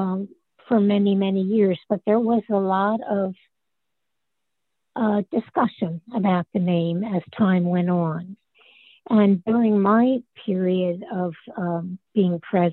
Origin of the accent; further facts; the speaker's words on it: Haddonfield, New Jersey, United States; also born or lived in Bordentown, New Jersey; I had grown up in Haddonfield, New Jersey, which is South Jersey